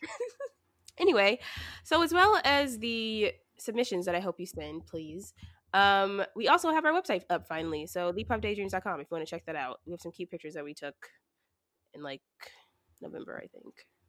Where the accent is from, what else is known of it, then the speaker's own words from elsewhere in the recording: the South, United States; moved away; I'm from the South